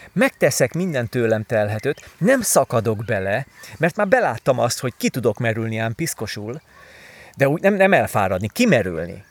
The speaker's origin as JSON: {"language": "Hungarian", "town": "Pilisvörösvár", "region": "Pest", "country": "Hungary", "tie": "born or raised there", "moved": "yes", "said": "korábban én Pilis Vörösváron nőttem föl"}